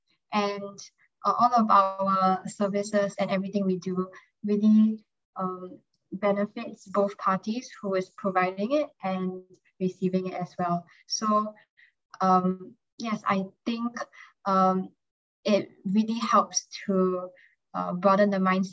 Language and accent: English; Singapore; I'm 18 years old, and I'm a senior, and I'm from Singapore.